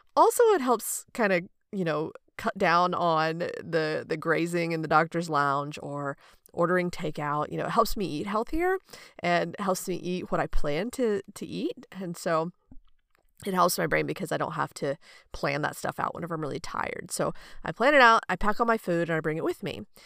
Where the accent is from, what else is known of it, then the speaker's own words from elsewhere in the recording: United States; growing up in America